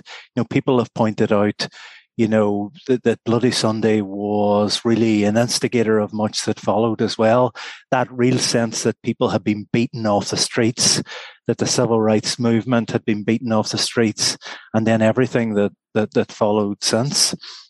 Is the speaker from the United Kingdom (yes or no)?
yes; Derry, Northern Ireland, United Kingdom; I was born in September 1970 in Derry. Born and bred in Derry